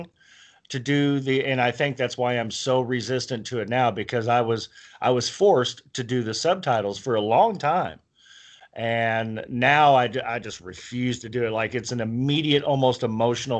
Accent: United States; I'm American

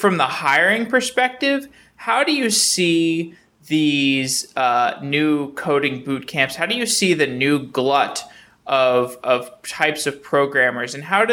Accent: Austin, Texas, United States; now in Seattle, United States; I'm from Austin originally. I'm in Seattle right now

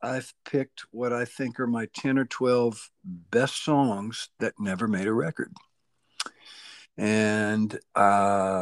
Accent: Bakersfield, California, United States; I'm from Bakersfield

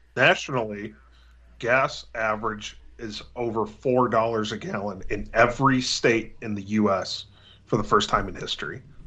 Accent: Pittsburgh, Pennsylvania, United States; accent: Pittsburgh; my Pittsburgh accent

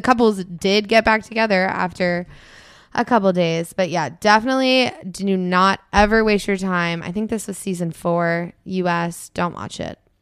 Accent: Annapolis, Maryland, United States

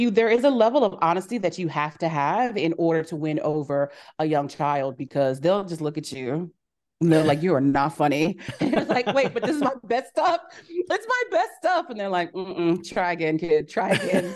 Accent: Kansas City, Missouri, United States; I was fourteen, growing up in Kansas City, Missouri

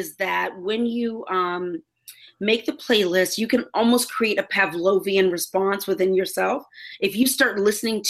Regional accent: Houston, Texas, United States; now in Los Angeles, United States; I'm from Houston

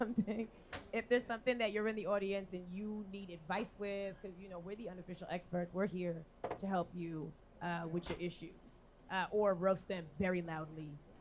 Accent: New York, United States; we're from New York. So we didn't have to move there.

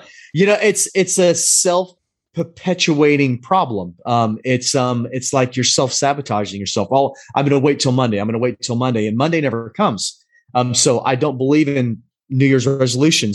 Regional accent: Pacific Northwest, United States; moved away as an adult; also born or lived in Southern Maryland / Spain; I grew up in the Pacific Northwest

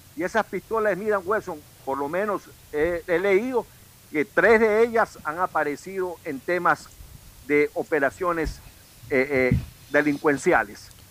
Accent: Ecuador; somos los ecuatorianos

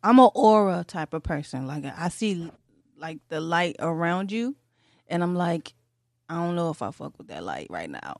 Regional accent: Detroit, Michigan, United States; My mom, she worked for Saturn, 'cause I'm from Detroit

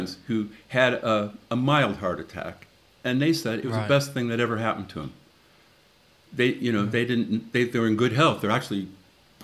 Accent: Chicago, Illinois, United States; moved away as an adult; also born or lived in Austin, Texas; now in London, United Kingdom; I grew up in the Catholic school system in Chicago.

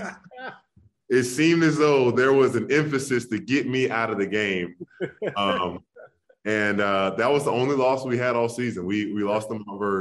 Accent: Jacksonville, Florida, United States; I'm a Florida boy. I'm from Jacksonville

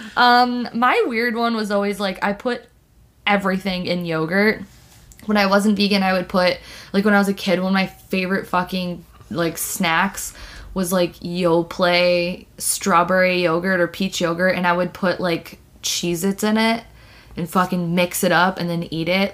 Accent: Detroit, Michigan, United States; I, am from the Midwest. I'm from Michigan, Metro Detroit area. We say pop

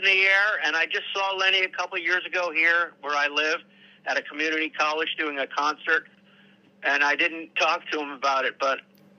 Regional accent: New York, United States; Oh, yeah, I'm from New York, yeah.

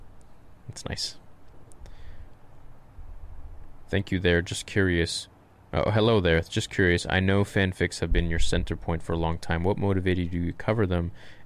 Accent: Romania; English is a second language; I'm from Romania.

